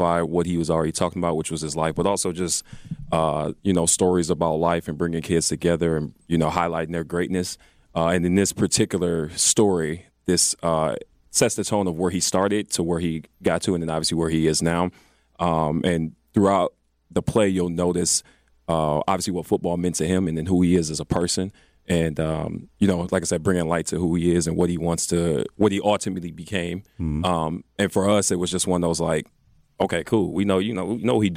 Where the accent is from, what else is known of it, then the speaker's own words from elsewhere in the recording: Milwaukee, Wisconsin, United States; we're all from Milwaukee